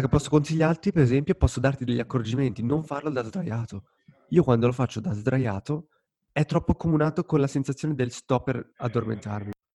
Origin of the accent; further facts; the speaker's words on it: Lugano, Ticino, Switzerland; Lugano, la mia città natale